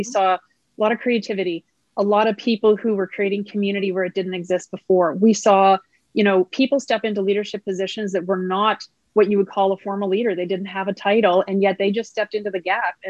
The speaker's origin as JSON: {"language": "English", "area": "just outside of Halifax", "region": "Nova Scotia", "country": "Canada", "tie": "born or raised there", "moved": "yes", "lives_now": "Winnipeg, Canada", "said": "I was raised in just outside of Halifax, Nova Scotia"}